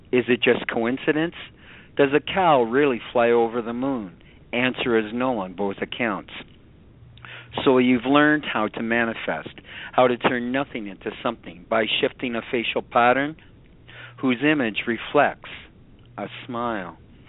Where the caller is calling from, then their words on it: Canada; Canada, my friend.